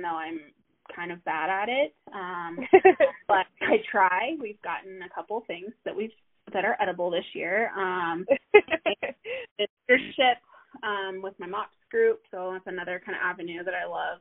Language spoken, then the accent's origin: English; Midwest, United States; moved away as an adult; now in Denver, United States; I live in the Denver area. I've been out here for almost 10 years. And I am a Midwesterner at heart.